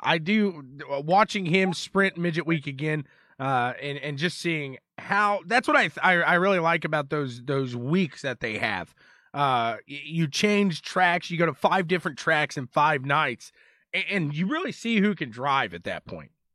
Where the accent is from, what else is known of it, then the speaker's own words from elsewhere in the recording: Indianapolis, Indiana, United States; Indianapolis, my hometown